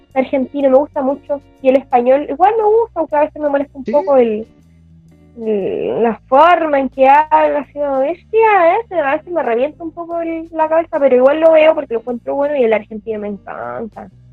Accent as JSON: {"language": "Spanish", "country": "Chile"}